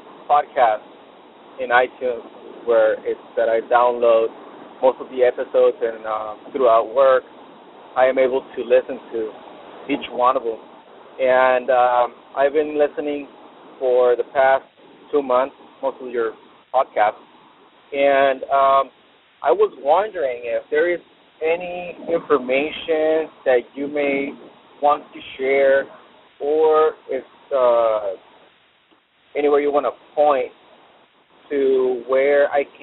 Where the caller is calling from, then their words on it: San Diego, California, United States; I'm calling from San Diego.